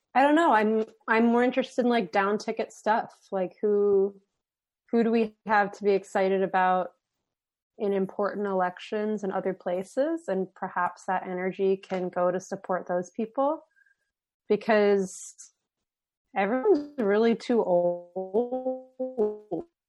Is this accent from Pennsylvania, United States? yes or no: yes; Philadelphia, Pennsylvania, United States; I'm from Philly.